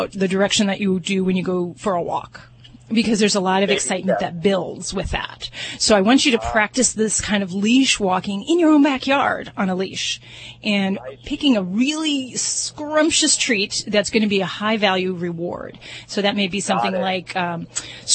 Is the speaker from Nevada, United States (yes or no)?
yes; Las Vegas, Nevada, United States; I'm from Vegas